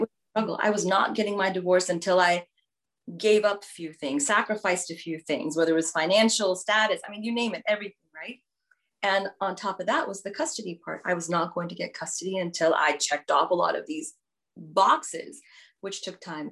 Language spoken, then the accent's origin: English; Houston, Texas, United States; moved away as an adult; also born or lived in India; now in Houston, United States; the first 17 years of my life, I was raised in Houston, Texas.